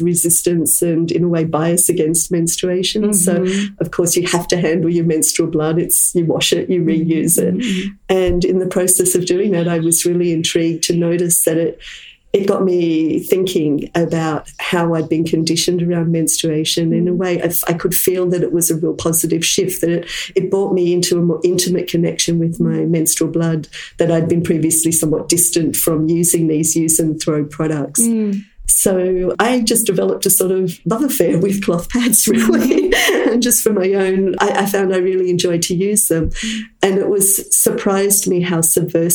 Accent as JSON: {"language": "English", "country": "Australia", "moved": "as an adult", "lives_now": "Auroville, India", "said": "I'm from Australia, and I've been living in this amazing community of Oroville for 25 years"}